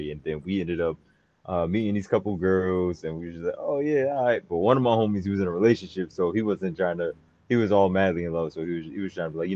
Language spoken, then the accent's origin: English; North New Jersey, United States; I'm from North New Jersey.